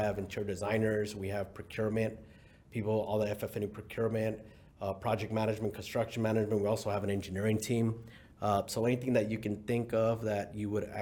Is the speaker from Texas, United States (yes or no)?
yes; Houston, Texas, United States; also born or lived in Mexico; I was born in Mexico. I was raised in Houston since about the age of, I don't know, 6, and then I guess 7, 8